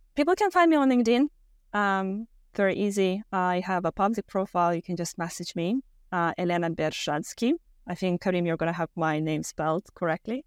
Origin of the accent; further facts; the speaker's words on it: Moldova; moved away; I'm originally from Moldova, Eastern Europe, very small country.